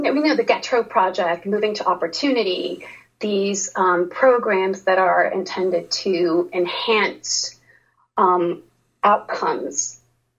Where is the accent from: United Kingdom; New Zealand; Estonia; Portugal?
Portugal; moved away as an adult; now in United States; I ended up growing up in Portugal.